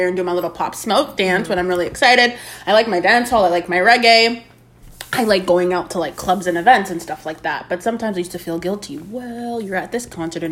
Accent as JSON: {"language": "English", "town": "Mississauga", "region": "Ontario", "country": "Canada", "said": "rep the West End of Mississauga to the fullest"}